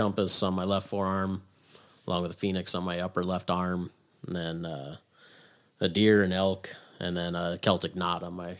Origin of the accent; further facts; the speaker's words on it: Story City, Iowa, United States; also born or lived in Zearing, Iowa / Ames, Iowa / Ankeny, Iowa; I'm born and raised in Story County.